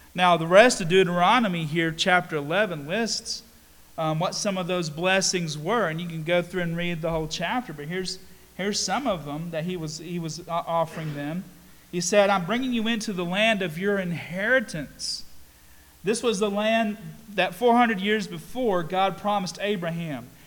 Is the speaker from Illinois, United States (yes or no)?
no; Statesville, North Carolina, United States; I grew up in Mount Sinai Church in Statesville